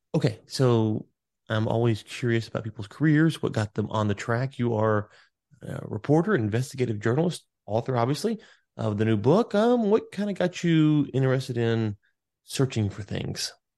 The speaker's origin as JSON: {"language": "English", "region": "the South", "country": "United States", "said": "I'm from the South"}